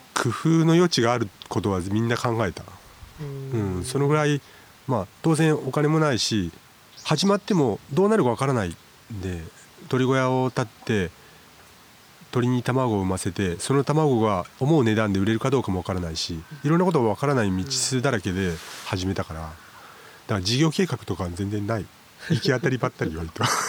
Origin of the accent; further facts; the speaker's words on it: Yamaguchi, Japan; moved away as an adult; now in Suo-Oshima, Japan; 生まれは山口市で、うん、えっ、とそこで育って